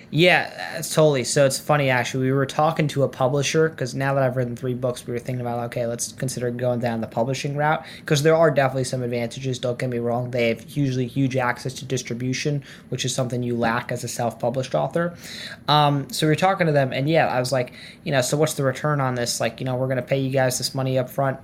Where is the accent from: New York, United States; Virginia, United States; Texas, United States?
New York, United States; moved away as an adult; now in Boston, United States; I'm from New York